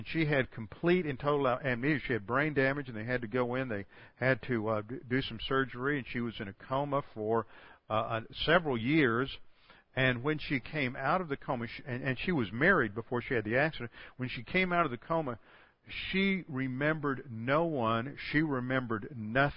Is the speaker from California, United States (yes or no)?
no; Houston, Texas, United States; I'm from Houston, A.J. Foyt was one of our great race car drivers